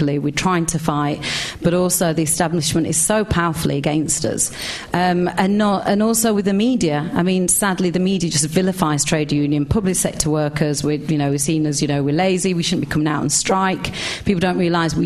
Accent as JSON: {"language": "English", "town": "Sheffield", "region": "Yorkshire and the Humber", "country": "United Kingdom", "moved": "yes", "lives_now": "London, United Kingdom", "said": "I'm also from Sheffield."}